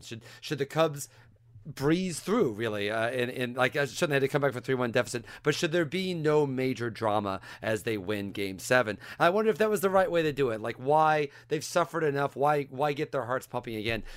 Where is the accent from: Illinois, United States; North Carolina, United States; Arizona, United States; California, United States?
Illinois, United States; Central; I grew up in Central Illinois